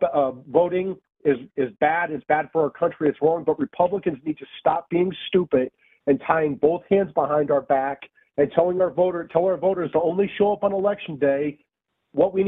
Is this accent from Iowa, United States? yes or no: yes; Iowa, United States; my home state of Iowa